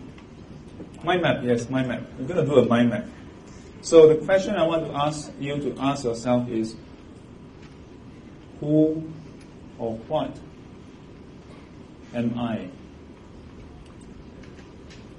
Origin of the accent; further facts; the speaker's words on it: Singapore; I'm a Singaporean.